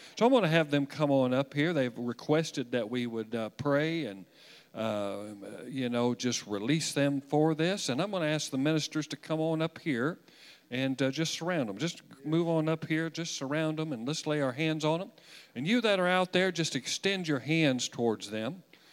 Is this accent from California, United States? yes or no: no; Wichita, Kansas, United States; I was born in Wichita.